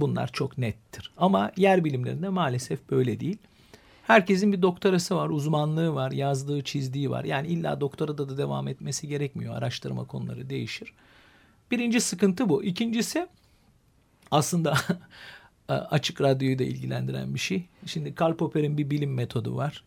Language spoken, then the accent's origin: Turkish; Istanbul, Turkey; ben İstanbul doğumluyum. Ee, çocukluğum benim İstanbul içindeki tarihi eserlerin çocuklar tarafından hunharca gezilebildiği bir yaştayım ben